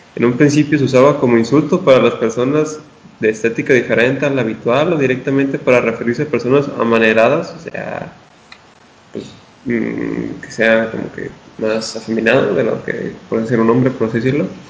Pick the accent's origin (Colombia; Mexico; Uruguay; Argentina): Mexico; northern Mexico; tú y yo somos norteños